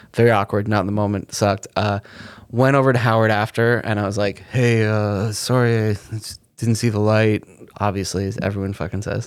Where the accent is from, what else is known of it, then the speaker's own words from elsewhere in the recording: Canada; growing up in Canada, on the Comedy Channel